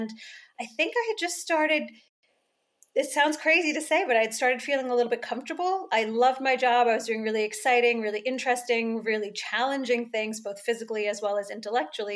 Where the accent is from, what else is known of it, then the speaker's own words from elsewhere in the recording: United States; moved away as an adult; now in United Kingdom; even though I'm American, now that I live here in the UK